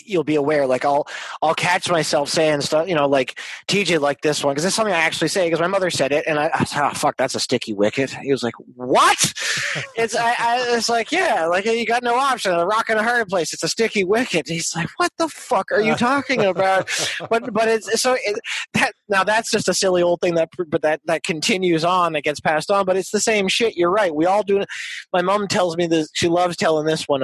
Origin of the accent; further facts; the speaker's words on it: Montreal, Quebec, Canada; moved away as an adult; now in Los Angeles, United States; the house I grew up in Montreal was like Jimmy Stewart's apartment in Rear Window